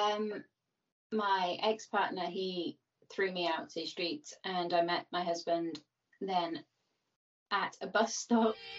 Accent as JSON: {"language": "English", "town": "Birmingham", "region": "West Midlands", "country": "United Kingdom", "tie": "born or raised there", "said": "I grew up in Birmingham, which is one of the cities in England"}